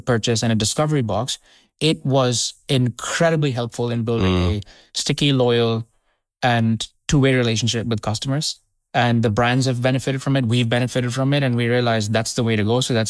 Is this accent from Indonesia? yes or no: yes; Indonesia; also born or lived in India; I come from an Indian origin family. {S2} Were you born in the UK? {S1} I was born in India. {S2} Yeah. {S1} And I grew up in Indonesia.